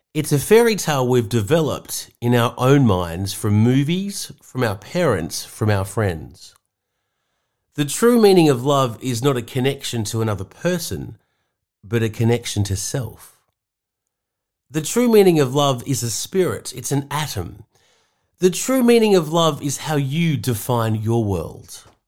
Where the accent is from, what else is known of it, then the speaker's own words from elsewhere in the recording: Sydney, New South Wales, Australia; moved away as an adult; now in Seaspray, Australia; the Balmoral or Balmain middle class suburbs I was brought up in Sydney